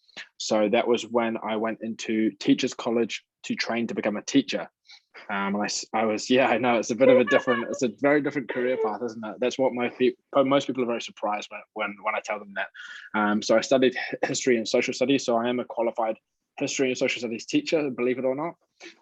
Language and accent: English; Milton Keynes, South East England, United Kingdom; now in New Zealand; Yeah, so I'm originally from the UK.